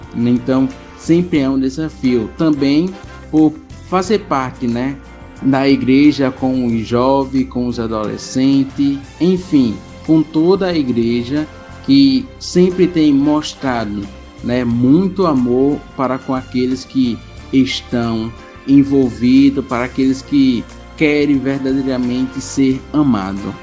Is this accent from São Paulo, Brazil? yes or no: no; Belém de Maria, Pernambuco, Brazil; sou natural da cidade de Belém de Maria